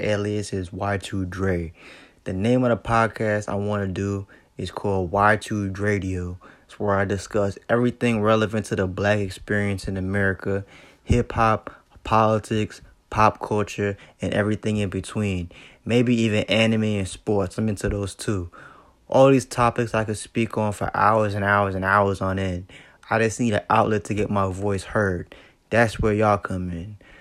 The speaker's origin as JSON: {"language": "English", "town": "New York City", "region": "New York", "country": "United States", "tie": "born or raised there", "said": "I grew up in Brooklyn"}